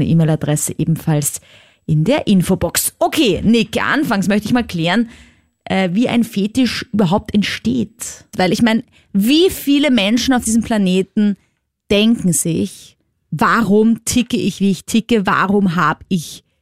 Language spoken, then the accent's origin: German; Austria; Was für mich als Österreicherin halt mega ist.